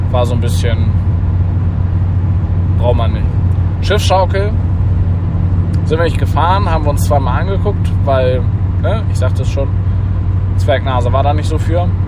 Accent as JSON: {"language": "German", "region": "Northern Germany", "country": "Germany", "said": "man muss ja irgendwie als Norddeutscher da auch durch, hilft ja nichts."}